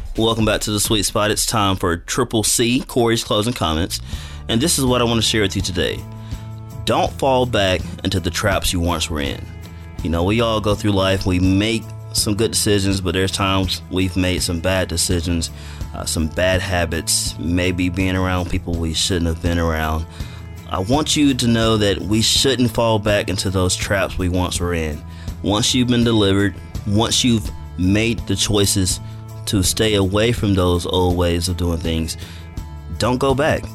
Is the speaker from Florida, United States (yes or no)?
no; Madison, Alabama, United States; moved away as an adult; now in Dothan, United States; I'm not from Dothan. I'm from Madison, Alabama, which is North Alabama.